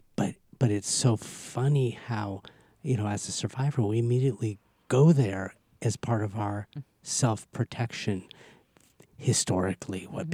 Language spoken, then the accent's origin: English; Los Angeles, California, United States; I grew up in Southern California